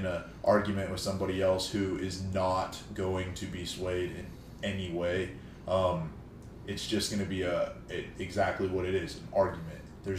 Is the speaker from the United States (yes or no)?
yes; California, United States; I am from the Bay Area.